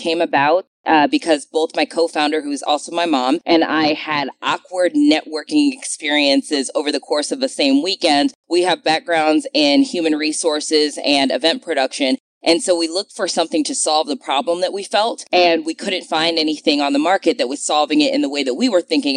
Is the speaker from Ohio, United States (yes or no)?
yes; Cleveland, Ohio, United States; moved away as an adult; also born or lived in New York; now in Birmingham, United States; I was born and raised in Cleveland, Ohio